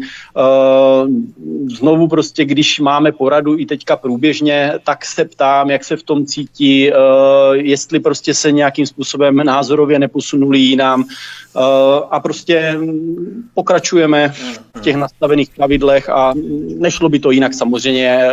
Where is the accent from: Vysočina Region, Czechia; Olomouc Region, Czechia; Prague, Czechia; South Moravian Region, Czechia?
Olomouc Region, Czechia; Troubky; now in Tovačov, Czech Republic; já pocházím z Troubek, byť dnes bydlím tady vedle v Tovačově pět kilometrů